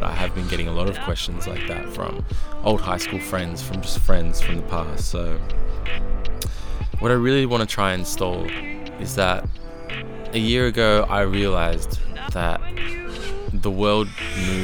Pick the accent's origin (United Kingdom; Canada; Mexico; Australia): Australia; Melbourne, Victoria; I'm a kid from Melbourne at the moment, Australia